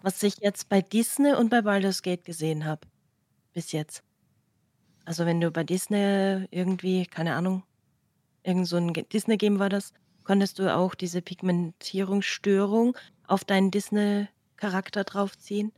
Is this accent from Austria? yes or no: yes; Austria; bei uns in Österreich